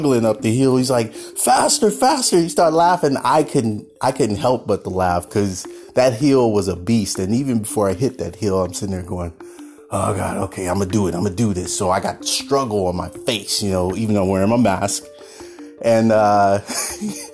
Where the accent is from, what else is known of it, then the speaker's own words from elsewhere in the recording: Oakland, California, United States; while I was growing up in Oakland in the Bay Area